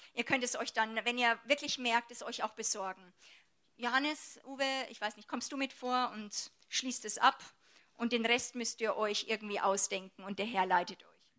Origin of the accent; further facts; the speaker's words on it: Germany; bei uns in Deutschland